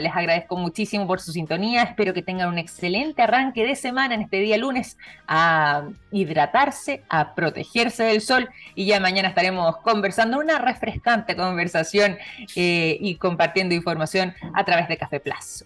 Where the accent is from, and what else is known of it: Chile